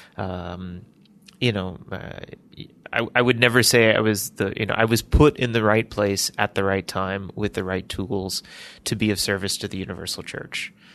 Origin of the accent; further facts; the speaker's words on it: Birmingham, Alabama, United States; I was born in Birmingham, Alabama